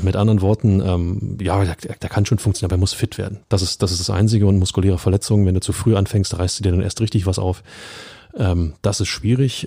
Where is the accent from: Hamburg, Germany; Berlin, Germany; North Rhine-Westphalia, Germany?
Berlin, Germany; als Berliner